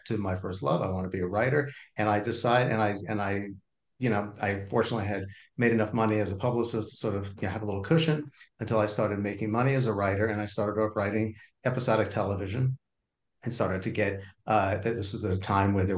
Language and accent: English; Valley Stream, New York, United States; I grew up on Long Island in a town called Valley Stream on the south shore of Long Island